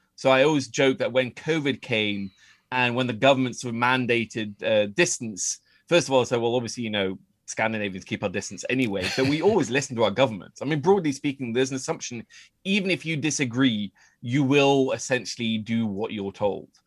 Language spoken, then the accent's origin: English; Oslo, Norway; moved away as an adult; also born or lived in United Kingdom / United States; I grew up in Oslo with a very English-sounding last name